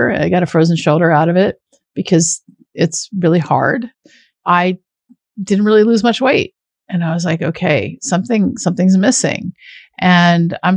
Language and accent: English; Washington, United States; I grew up in farmland in Washington State.